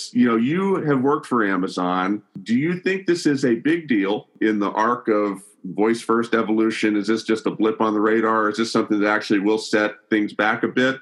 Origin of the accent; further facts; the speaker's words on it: Birmingham, Alabama, United States; I grew up in the South. We didn't have a baseball team where I grew up in Birmingham